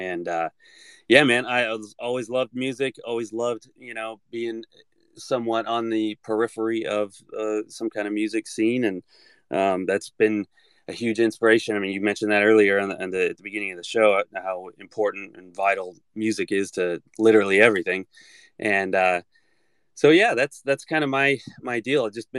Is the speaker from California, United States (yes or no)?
yes; Antioch, California, United States; It was pretty cool. You know, I think it was always really, really hot. And I know that, like, whenever we'd go out to San Francisco or go out to Oakland and all that stuff, it would be significantly cooler